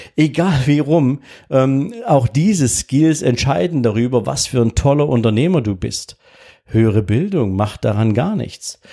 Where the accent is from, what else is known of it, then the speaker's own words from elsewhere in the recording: East Germany, Germany; ich wollte nicht ausreisen aus diesem Land, was ja meine Heimat war